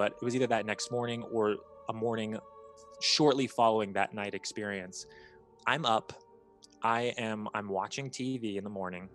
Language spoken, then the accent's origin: English; Bloomington, Indiana, United States; when I was about 7, maybe like 6, my mom and I had moved from Northern Indiana to Bloomington, Indiana